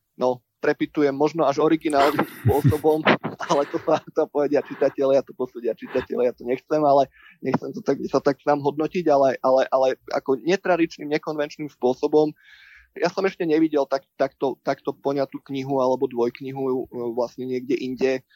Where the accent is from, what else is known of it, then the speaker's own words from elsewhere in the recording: Žilina Region, Slovakia; som vyrastal tu